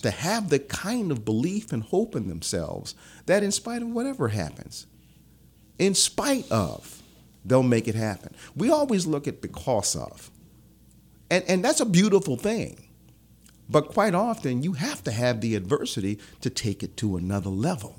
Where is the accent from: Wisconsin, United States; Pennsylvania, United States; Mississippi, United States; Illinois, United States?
Pennsylvania, United States; Philadelphia; born or raised there; moved away; also born or lived in Omaha, Nebraska / Baton Rouge